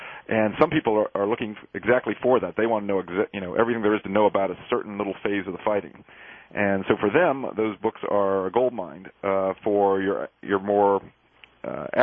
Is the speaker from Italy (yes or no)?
no; Gettysburg, Pennsylvania, United States; moved away; I grew up as a child there and ran around the battlefields